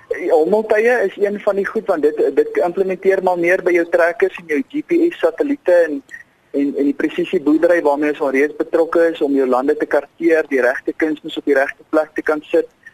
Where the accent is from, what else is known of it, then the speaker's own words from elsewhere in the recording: South Africa; ons as Suid-Afrikaners